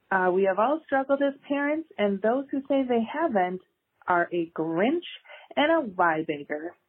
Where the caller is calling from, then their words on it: Princeton, Minnesota, United States; I'm calling from Princeton, Minnesota.